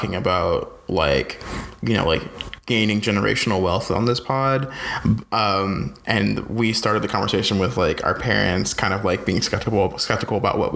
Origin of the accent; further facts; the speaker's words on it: North Carolina, United States; I'm from North Carolina and we have cheap ass breakfast